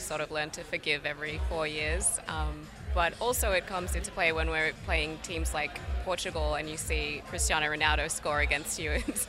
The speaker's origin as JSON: {"language": "English", "country": "Australia", "moved": "as an adult", "lives_now": "New York, United States", "said": "being from Australia, we would always get cups tournaments in the middle of the night."}